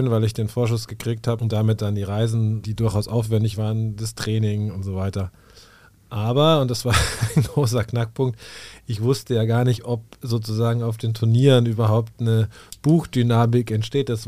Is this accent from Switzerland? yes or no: no; Munich, Bavaria, Germany; ich komme aus München